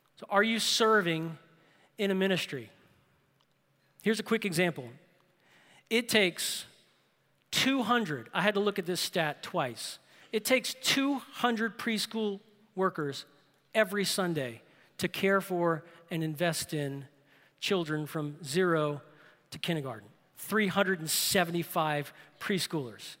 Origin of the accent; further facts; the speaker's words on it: New Orleans, Louisiana, United States; I grew up in New Orleans